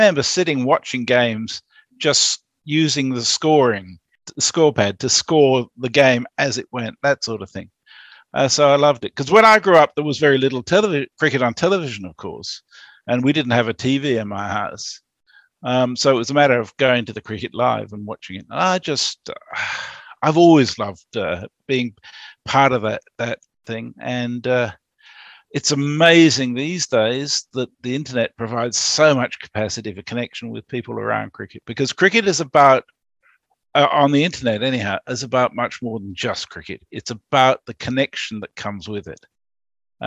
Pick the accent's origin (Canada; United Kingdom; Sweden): United Kingdom; England; moved away as an adult; I grew up in England until I was about 19.